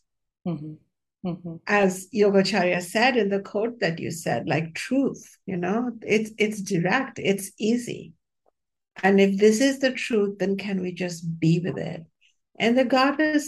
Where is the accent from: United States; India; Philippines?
India; When I was born in the India of 1960s, it was pretty steeped in patriarchy.